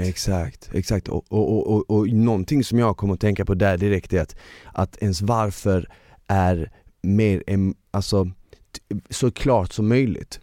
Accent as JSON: {"language": "Swedish", "town": "Malmö", "region": "Skåne", "country": "Sweden", "said": "jag är från Malmö så vi säger däcka till att somna"}